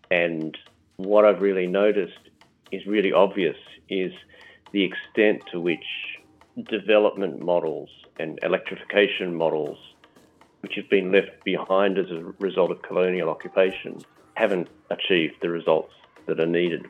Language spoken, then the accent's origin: English; Australia; now in London, United Kingdom; Normally based in London, although I'm Australian originally.